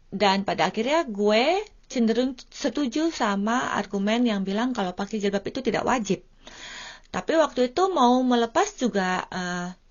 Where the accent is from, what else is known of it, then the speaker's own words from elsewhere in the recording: Indonesia; now in Finland; gue tinggalnya jauh dari Indonesia